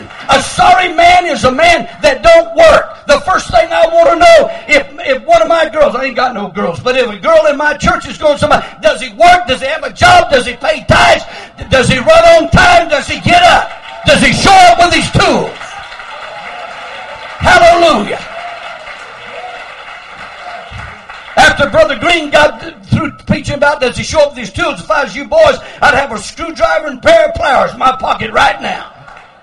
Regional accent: Lamesa, Texas, United States; I was born in La Mesa, Texas. That's where I was born, but that isn't where we lived. We lived way out in the country. We lived 30 miles from town, way out in the country

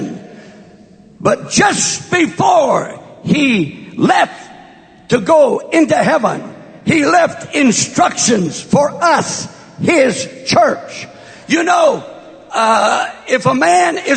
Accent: West Texas, United States; moved away; also born or lived in California; born and raised in my formative years in West Texas, not East Texas

